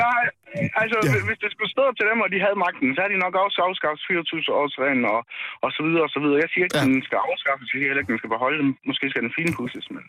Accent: Aarhus, Central Denmark Region, Denmark; jeg kommer faktisk fra Aarhus af, og det er en meget multikulturel by, der er heroppe.

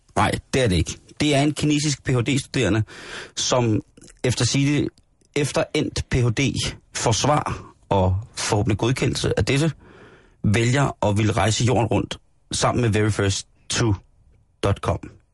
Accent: Denmark; som dansker jo selvfølgelig er, er man meget stolt af det

